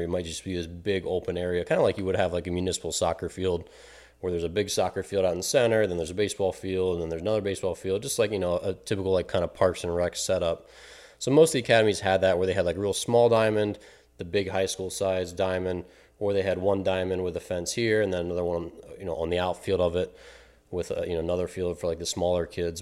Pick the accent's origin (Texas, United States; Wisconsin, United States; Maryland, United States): Maryland, United States; now in Illinois, United States; my hometown, Maryland